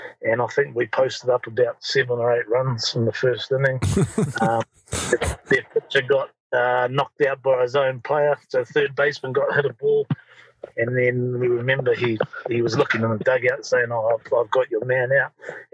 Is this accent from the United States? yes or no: no; Waitara, Taranaki, New Zealand; my hometown in Waitara, in just north of New Plymouth in Taranaki. And you know, I grew up there